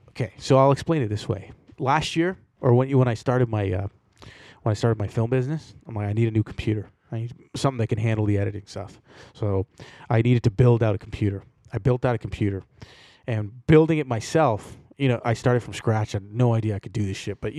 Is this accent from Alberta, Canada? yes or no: no; Toronto, Ontario, Canada; I grew up around Jamaicans in Toronto.